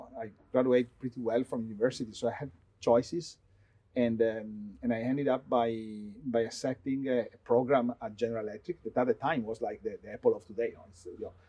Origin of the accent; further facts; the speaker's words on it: Vicenza, Veneto, Italy; I grew up in a town close to Venice, mm-hmm. Called Vicenza